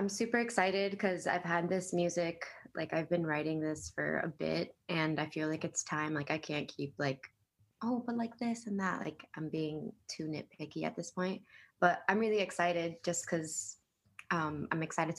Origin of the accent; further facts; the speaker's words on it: Miami, Florida, United States; I grew up in Miami with my parents.